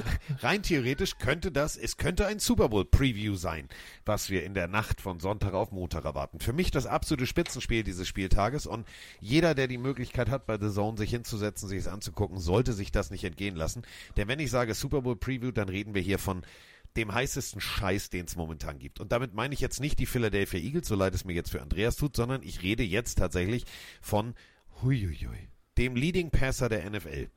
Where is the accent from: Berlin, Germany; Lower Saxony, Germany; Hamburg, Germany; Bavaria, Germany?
Hamburg, Germany; als Hamburger